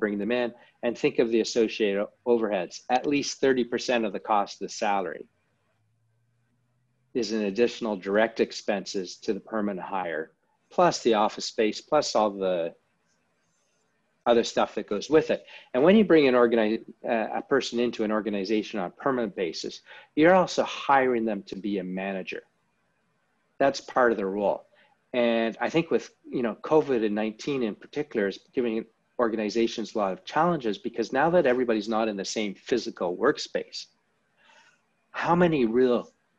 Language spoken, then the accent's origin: English; Canada; now in London, United Kingdom; As you mentioned, I'm Canadian, lived over in London, for most of my life and internationally.